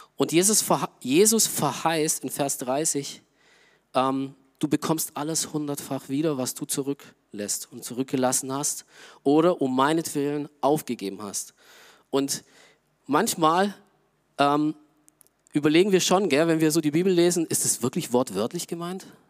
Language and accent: German; Augsburg, Bavaria, Germany; moved away; Augsburg, wo ich herkomme